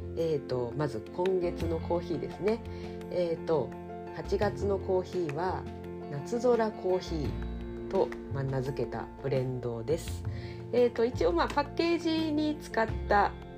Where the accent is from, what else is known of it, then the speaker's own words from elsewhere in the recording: Kanagawa, Japan; now in Ibaraki, Japan; 私神奈川出身